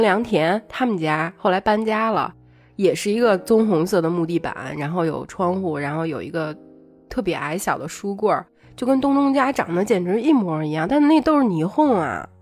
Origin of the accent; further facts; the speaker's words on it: Beijing, China; 我们作为北京人